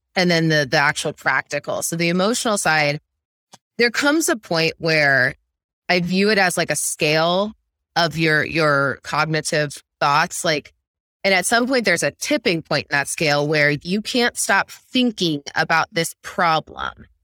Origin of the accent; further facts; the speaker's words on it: central Illinois, United States; I grew up in the Midwest. I'm from central Illinois, small town, very rural